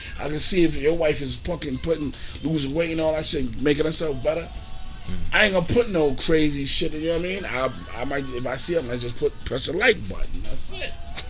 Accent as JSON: {"language": "English", "town": "Lawton", "region": "Oklahoma", "country": "United States", "said": "I'm from the 9 Block people. I'm from Lawton. I'm keeping a 100."}